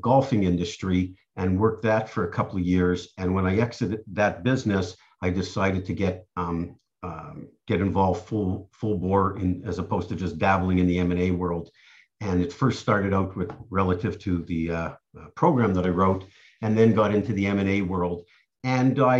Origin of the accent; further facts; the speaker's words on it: Montreal, Quebec, Canada; moved away as an adult; now in Boca Raton, United States; I grew up in Montreal in Canada and lived there till I was 35